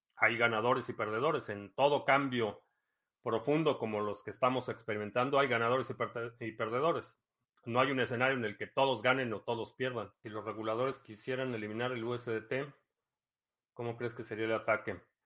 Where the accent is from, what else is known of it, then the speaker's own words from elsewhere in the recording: Ciudad Satélite, State of Mexico, Mexico; moved away; also born or lived in Club de Golf La Hacienda, State of Mexico / Cuautitlán Izcalli; viví en satélite eh, los primeros siete Siete años de mi vida viví en satélite